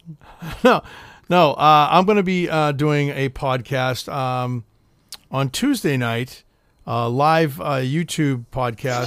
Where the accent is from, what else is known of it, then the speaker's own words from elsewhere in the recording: Boston, Massachusetts, United States; I'm fucking from Boston